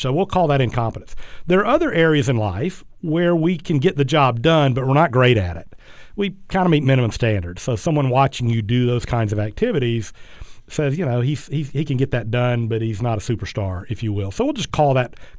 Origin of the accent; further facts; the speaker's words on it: South Georgia, United States; growing up in South Georgia